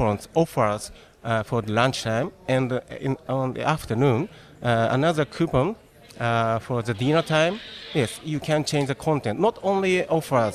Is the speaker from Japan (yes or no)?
yes; Tokyo, Japan; from Tokyo.